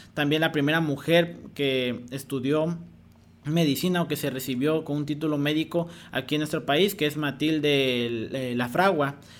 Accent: Mexico; mexicanos tenemos un potencial enorme

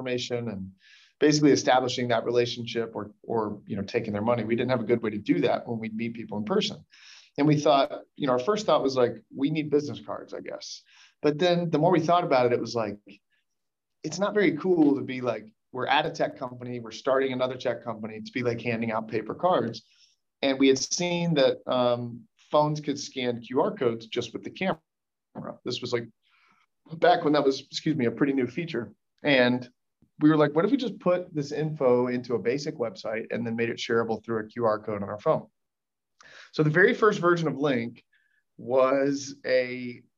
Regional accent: Birmingham, Alabama, United States; also born or lived in Tennessee; Birmingham, my hometown, which is where I'm joining you from today

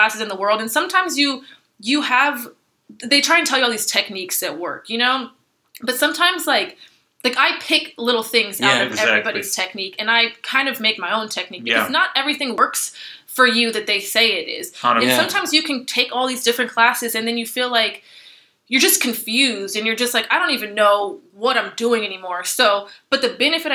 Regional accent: Los Angeles, California, United States; growing up in Los Angeles

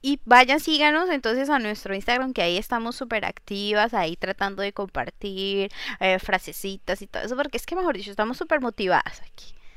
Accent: Colombia; moved away as an adult; now in Nantes, France; yo soy de Colombia, tierra querida

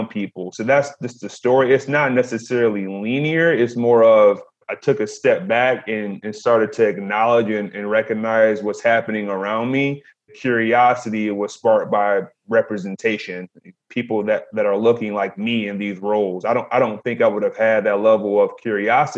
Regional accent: Detroit, Michigan, United States; I'm from Detroit

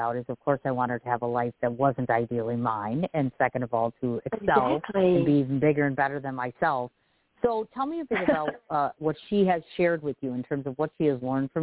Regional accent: Milwaukee, Wisconsin, United States; my hometown, by the way, because I'm in Milwaukee, Wisconsin

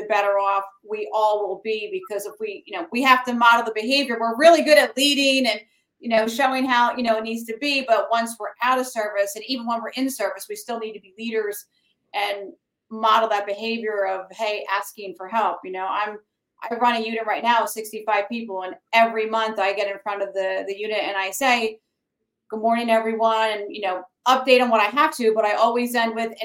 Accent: New Jersey, United States; now in Florida, United States; I come from New Jersey

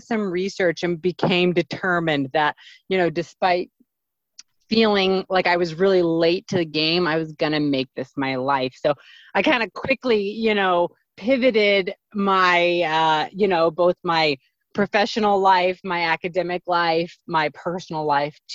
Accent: southeastern Indiana, United States; I grew up in the Midwest in this like small town in Indiana, southeastern Indiana

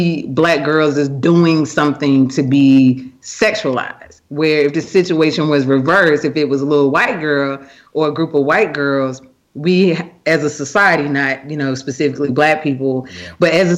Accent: the South, United States; I grew up, you know, I'm from the South

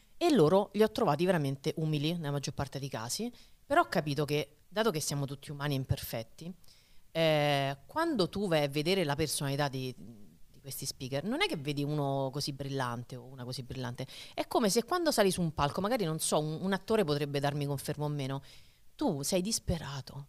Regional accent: Rome, Lazio, Italy; moved away as an adult; now in Marche, Italy; E da romana, che ha vissuto per trentasette anni

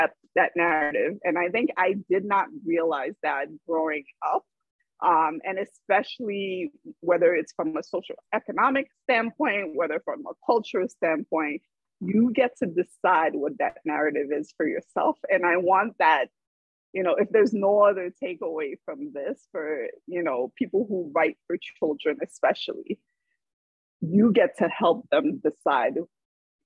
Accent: New York City, New York, United States; growing up in Brooklyn in the 90s was not a space that was safe for Haitians

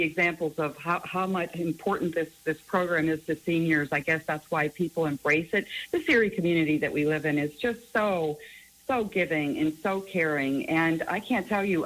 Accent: Erie, Pennsylvania, United States; I was born and raised in Erie.

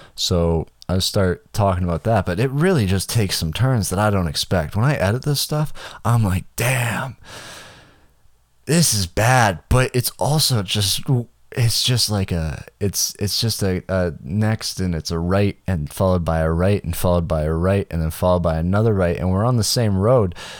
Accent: Canada; I'm just Canadian

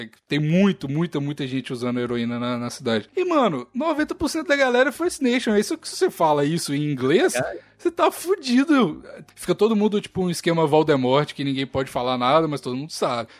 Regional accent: Brazil; moved away as an adult; also born or lived in France; now in Canada; eu sou brasileiro

